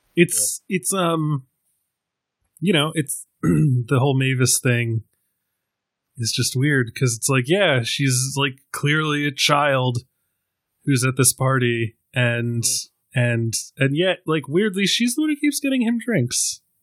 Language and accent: English; Ireland; being an Irishman